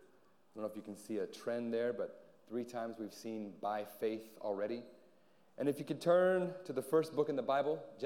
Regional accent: Anchorage, Alaska, United States; also born or lived in San Antonio; now in Guam; I hail from Anchorage, Alaska

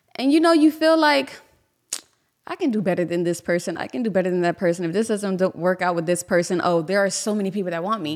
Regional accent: Miami, Florida, United States; from Miami. Um, I grew up in Little Haiti

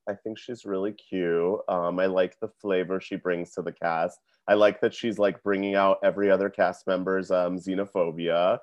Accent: Fayetteville, North Carolina, United States; I'm from Fayetteville, North Carolina

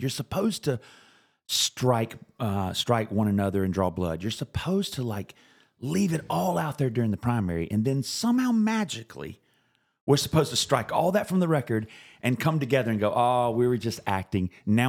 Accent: South Carolina, United States; I've felt it all my life when I was growing up in South Carolina.

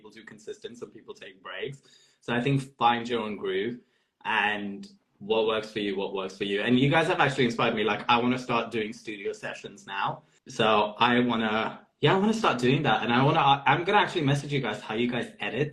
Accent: Multan, Punjab, Pakistan; also born or lived in Netherlands / Lahore; now in London, United Kingdom; growing up in Lahore and Multan

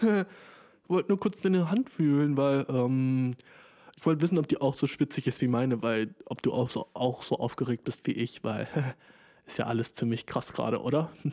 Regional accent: Germany; ich komme ja aus Deutschland

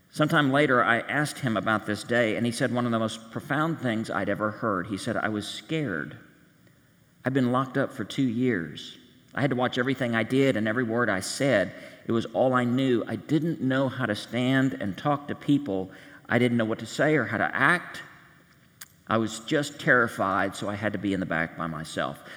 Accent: Kansas, United States; We're from Kansas, and if there's one thing we know how to do, it's have a good time. I live out of state, so I missed the party

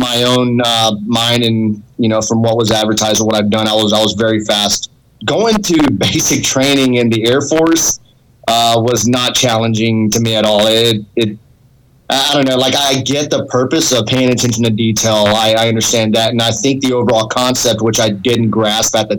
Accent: Angleton, Texas, United States; I grew up in a small town about an hour south of Houston, Texas, called Angleton Lake Jackson.

